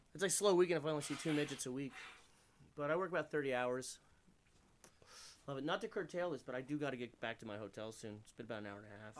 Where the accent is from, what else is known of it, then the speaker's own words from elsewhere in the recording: Allentown, Pennsylvania, United States; I'm a nobody from Allentown